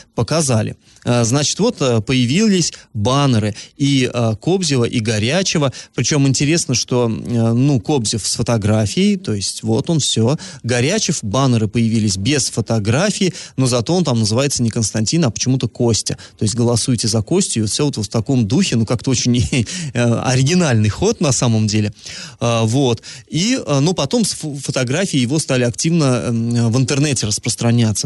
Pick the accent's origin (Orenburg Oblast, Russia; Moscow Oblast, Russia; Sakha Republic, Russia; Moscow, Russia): Orenburg Oblast, Russia; Iriklinsky / Iriklinskoye Reservoir; moved away; Реклинск, на Реклинское водохранилище, на малую родину свою